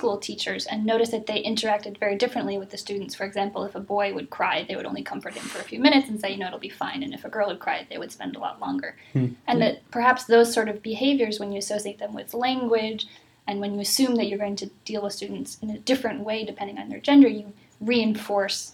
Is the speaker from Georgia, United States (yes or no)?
no; Massachusetts, United States; I'm from Massachusetts